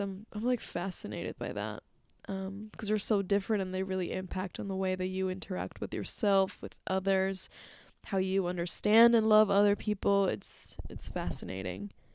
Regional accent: Mexico; moved away; when I was back in my home country in Mexico

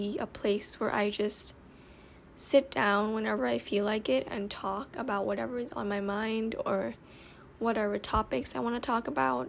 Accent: Thailand; also born or lived in Bangkok / Nonthaburi; I'm living in Thailand. I was born in Thailand

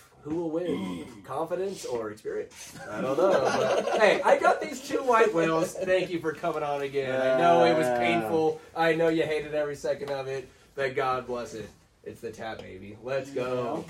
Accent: United States; I'm American.

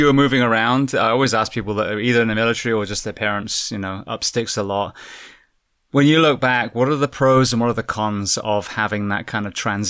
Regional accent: England, United Kingdom; moved away as an adult; also born or lived in Southern California; now in Florida, United States; I'm born and bred in England and now we live in Florida.

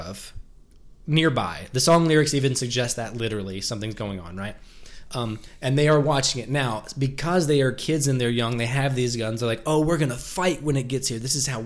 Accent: the South, United States; we're from the South

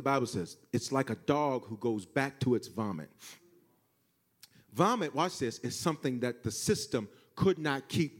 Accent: the South, United States; now in Denver, United States; I'm from the South

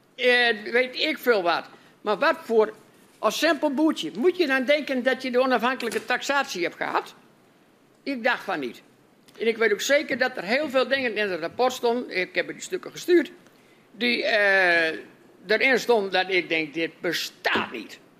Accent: Groningen, Netherlands; wij als Groningers

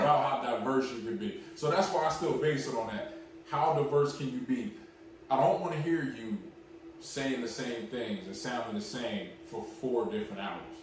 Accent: Philadelphia, Pennsylvania, United States; we're from Philly.

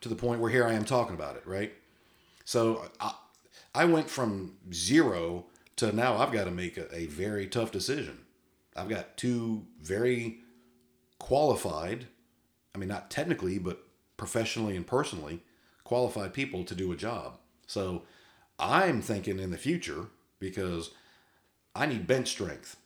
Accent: Massachusetts, United States; I was born in Massachusetts

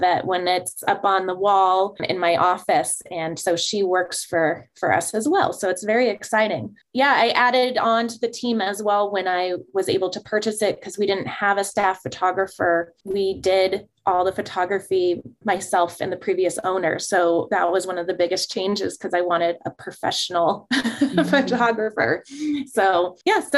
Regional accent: Prescott, Arizona, United States; it allowed me to stay in my hometown.

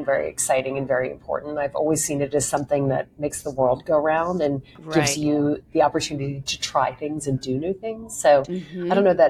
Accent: Lake Charles, Louisiana, United States; now in New York, United States; I grew up in a place called Lake Charles, Louisiana

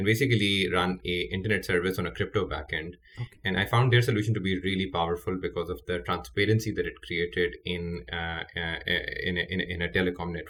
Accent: Pakistan; moved away; I'm Pakistani, born and raised there

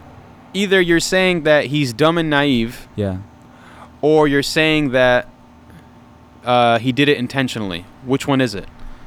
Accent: United States; as an American Muslim

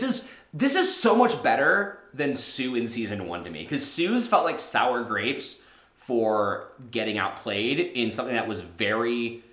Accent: Michigan, United States; I come from Michigan.

